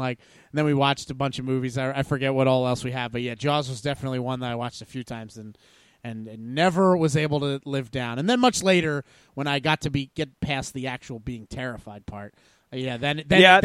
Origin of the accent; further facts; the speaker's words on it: the New Jersey shore, United States; I grew up in the New Jersey shore.